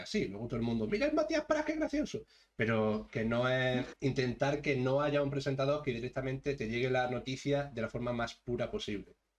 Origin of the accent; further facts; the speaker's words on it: Andalusia, Spain; somos todos andaluces y, claro, tenemos que hablar en castellano